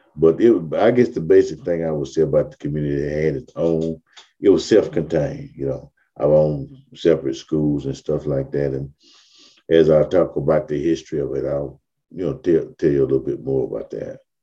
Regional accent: Mobile, Alabama, United States; I was born in 1950 in Africatown itself.

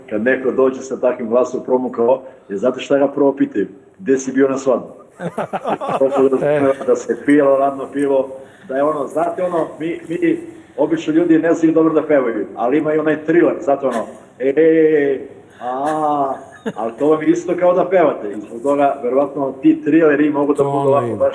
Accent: Kosovo; mi Srbi sa Kosova

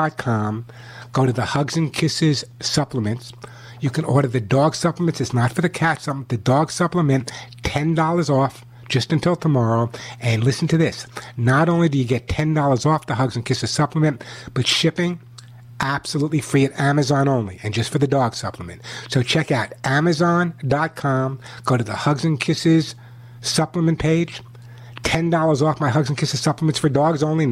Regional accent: New York, United States; moved away; you never know from my accent, but I grew up in New York

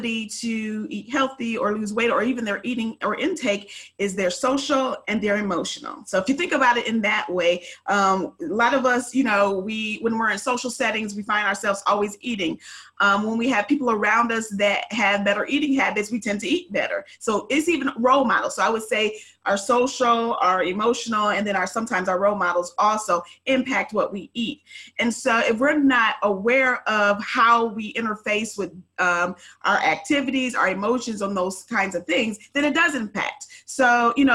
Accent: Ohio, United States; now in Dallas-Fort Worth, United States; I am originally from Ohio.

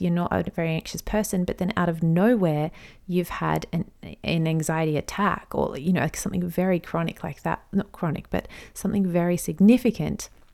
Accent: Australia; I'm an Aussie mum in my thirties

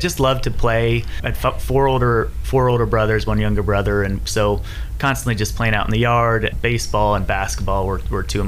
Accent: Ohio, United States; moved away as an adult; now in Hendersonville, United States; I grew up in Ohio

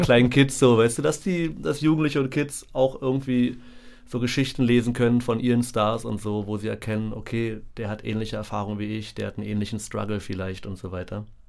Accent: Berlin, Germany; meine Erinnerungen an meine Kindheit in Berlin sind tatsächlich sehr romantisch verklärt, weil ich einfach direkt an der Mauer gewohnt habe.

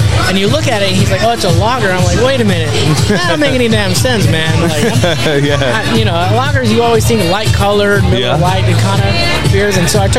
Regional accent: Mission, Texas, United States; moved away; And I was like, yeah, I'm from Mission, actually.

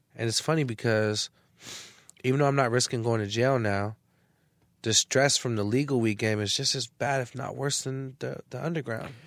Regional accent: San Francisco, California, United States; also born or lived in Arizona; I come from the Bay Area.

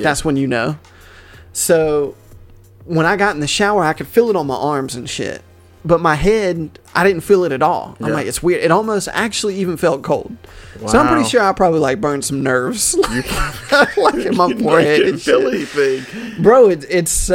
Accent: the South, United States; I'm like from the South

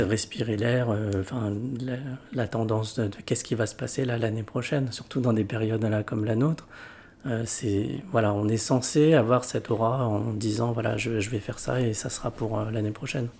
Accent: Lyon, Auvergne-Rhône-Alpes, France; j'ai grandi à Lyon

